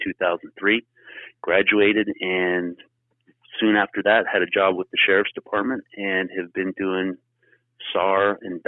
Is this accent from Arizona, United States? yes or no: no; Los Angeles, California, United States; also born or lived in Springville, California; I grew up in West Los Angeles, in kind of the nice part of town, so to speak, more affluent part of LA, and just kind of grew up surfing and diving and doing that whole cliche California kid thing.